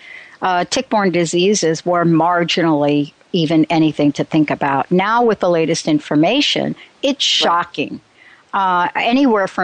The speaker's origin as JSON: {"language": "English", "region": "New Jersey", "country": "United States", "also_born_or_lived": "Washington", "moved": "yes", "said": "I was from New Jersey"}